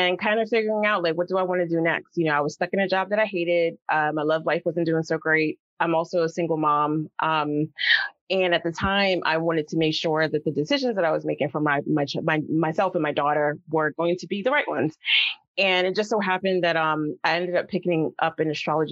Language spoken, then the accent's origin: English; New York City, New York, United States; growing up in the South Bronx